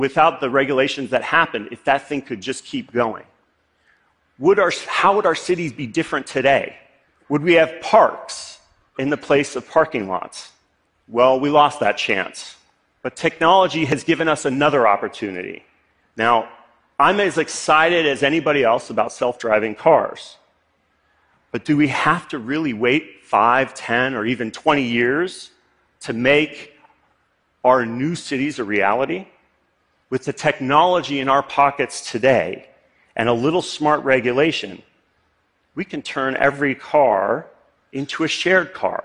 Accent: Los Angeles, California, United States; This is the street where I grew up in Los Angeles, actually a suburb called Northridge, California.

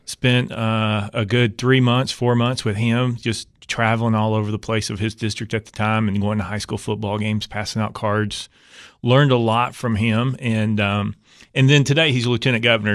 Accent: Knoxville, Tennessee, United States; also born or lived in Lake City, Tennessee / Cumberland County, Tennessee; I grew up in, in, uh, West Knoxville

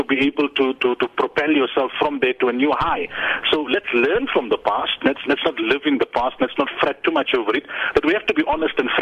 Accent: South Africa; the Muslim community in our country

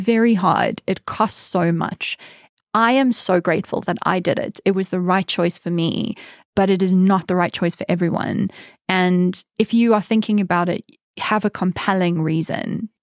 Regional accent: South Africa; moved away as an adult; now in United Kingdom; my standards for hikes as a South African

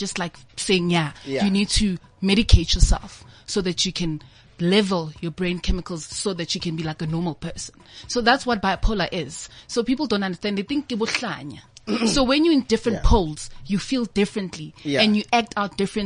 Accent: Soweto, Gauteng, South Africa; moved away as an adult; also born or lived in Pretoria; I was born and bred in Soweto

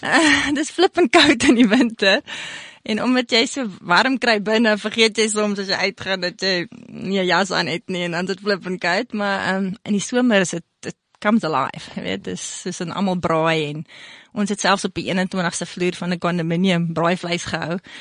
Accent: South Africa; also born or lived in Canada; Ons het in Vierend groot geword langs die tennisbaan

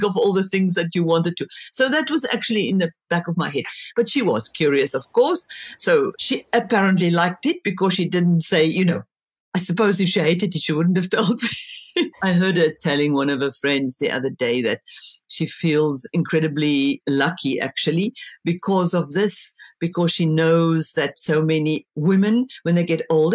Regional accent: South Africa; first language Afrikaans; English is a second language; moved away as an adult; now in France; my mother tongue, which is Afrikaans

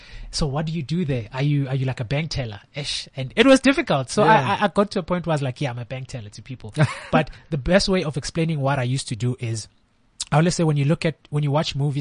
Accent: Pretoria, Gauteng, South Africa; moved away as an adult; now in Johannesburg, South Africa; I am born and bred in Pretoria. I grew up in a township west of Pretoria called Attridgeville.

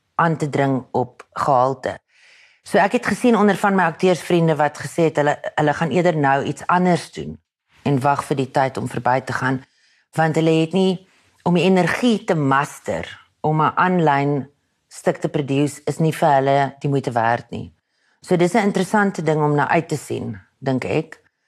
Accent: Pretoria, Gauteng, South Africa; accent: Pretoria / Waterkloof Afrikaans; Toe ek jonger was, moes ek probeer om my Pretoria aksent weg te steek

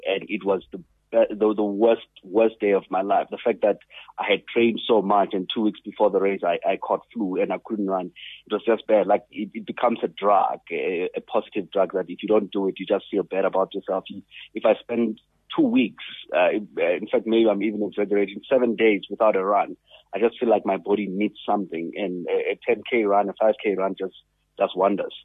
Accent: South Africa; as a South African

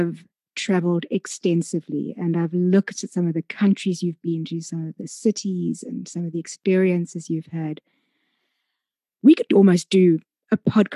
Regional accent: South Africa; being a South African

